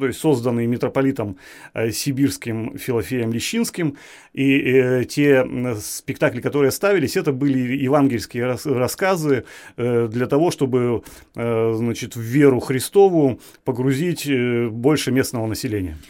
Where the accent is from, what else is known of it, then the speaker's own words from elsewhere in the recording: Tobolsk, Tyumen Oblast, Russia; я коренной табаляк, я э, ну, как бы это громко не звучало, я патриот своей, своего города. Ну, скажем, патриот своей малой родины. Я горжусь, что я рожден в этом городе